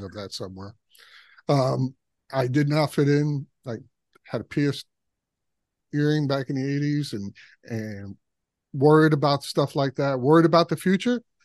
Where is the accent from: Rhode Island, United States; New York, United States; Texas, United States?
New York, United States; New York City; I was from Brooklyn